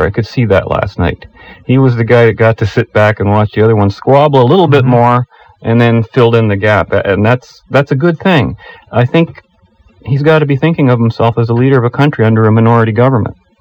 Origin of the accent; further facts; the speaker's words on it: Canada; as an English speaking Canadian